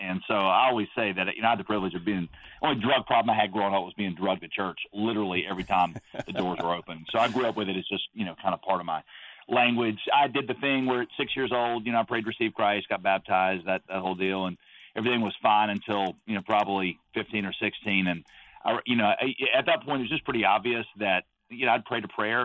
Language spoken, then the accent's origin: English; United States; also born or lived in Southeast Asia; when you are raised as American